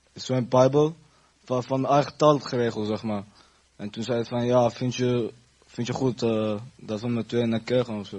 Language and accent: Dutch; Afghanistan; now in Netherlands; ik ben Afghans